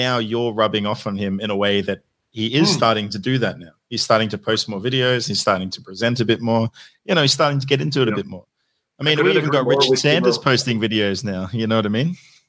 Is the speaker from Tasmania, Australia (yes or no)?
no; Sydney, New South Wales, Australia; I'm from Sydney.